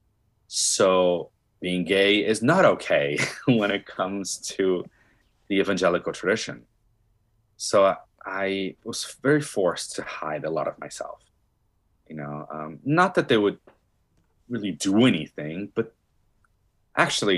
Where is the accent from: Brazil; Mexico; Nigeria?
Brazil; moved away; I'm from Brazil, born and raised